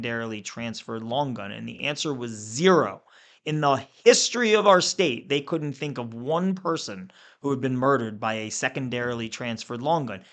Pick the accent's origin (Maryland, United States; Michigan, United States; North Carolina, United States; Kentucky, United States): Maryland, United States; Pikesville; I'm from Pikesville